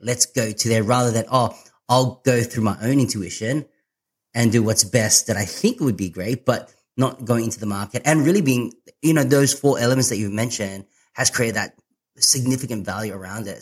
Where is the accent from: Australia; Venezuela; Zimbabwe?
Australia; Sydney, New South Wales; I'm from Sydney.